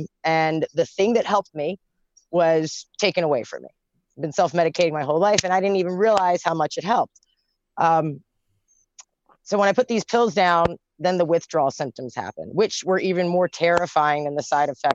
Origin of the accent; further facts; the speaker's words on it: Baltimore, Maryland, United States; also born or lived in Virginia; I'm from Baltimore